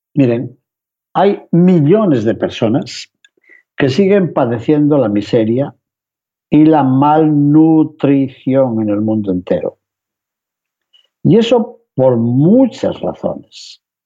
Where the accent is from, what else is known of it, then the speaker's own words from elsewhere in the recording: Spain; los que venimos de España